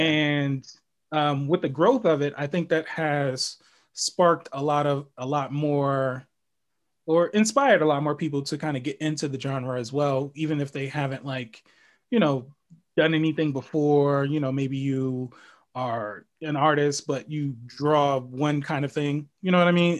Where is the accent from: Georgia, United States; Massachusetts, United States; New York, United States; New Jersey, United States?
New York, United States; New York City; moved away; I'm originally from the Bronx